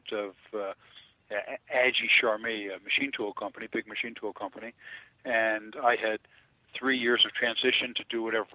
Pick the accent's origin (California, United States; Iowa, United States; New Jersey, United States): New Jersey, United States; Elizabeth; born or raised there